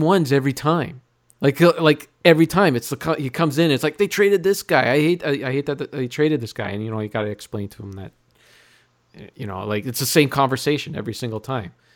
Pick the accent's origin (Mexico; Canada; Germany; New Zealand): Canada; Sudbury, Ontario; I'm from Sudbury.